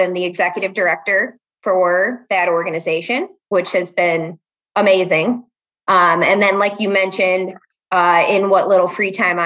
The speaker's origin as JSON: {"language": "English", "town": "Chicago", "region": "Illinois", "country": "United States", "moved": "as an adult", "lives_now": "Madison, United States", "said": "I'm originally from the south suburbs of Chicago. About 6-7 years ago, knocked some sense in myself and brought myself up to Madison, Wisconsin."}